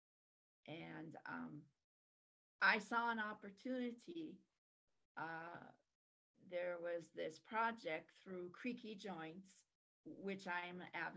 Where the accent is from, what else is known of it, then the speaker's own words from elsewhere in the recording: North Dakota, United States; I was from North Dakota